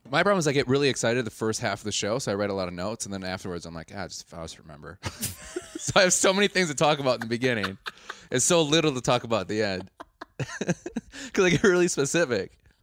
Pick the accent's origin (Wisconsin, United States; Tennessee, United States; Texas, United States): Wisconsin, United States; I'm from Wisconsin.